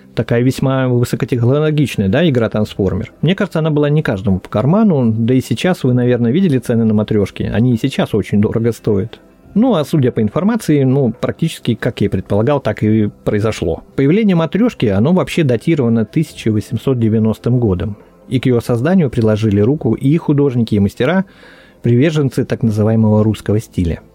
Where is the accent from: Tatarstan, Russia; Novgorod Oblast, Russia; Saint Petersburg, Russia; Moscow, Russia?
Novgorod Oblast, Russia; Veliky Novgorod; тут мой родной город Великий Новгород